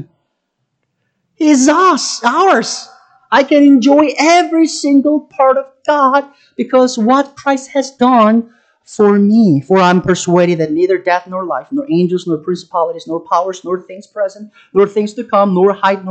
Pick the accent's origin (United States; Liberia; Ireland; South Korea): South Korea; moved away as an adult; I'm from South Korea. I was born and raised there.